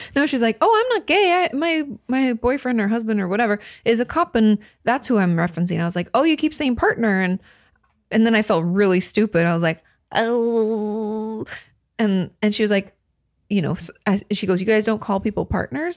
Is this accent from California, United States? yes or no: no; a town on the Seattle to Portland route, Washington, United States; my downtown where I grew up